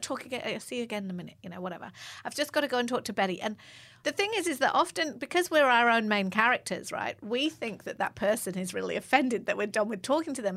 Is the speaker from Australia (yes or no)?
no; England, United Kingdom; I'm English